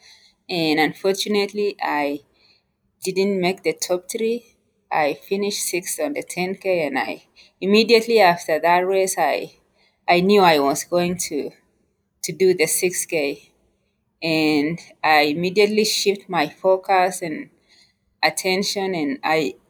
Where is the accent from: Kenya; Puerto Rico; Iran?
Kenya; moved away as an adult; also born or lived in United States; now in Colorado Springs, United States; I am originally from Kenya. I moved to the United States in 2015.